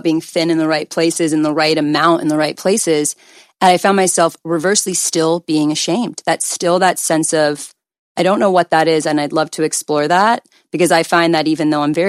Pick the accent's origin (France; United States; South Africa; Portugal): United States; Calabasas, California; I'm 24, but by the time it does, it'll probably be 25. And I grew up in Calabasas, so I literally went to high school with like Kylie Jenner.